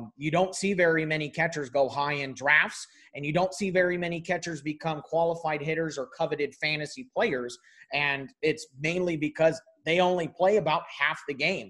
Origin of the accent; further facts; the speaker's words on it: California, United States; I am from California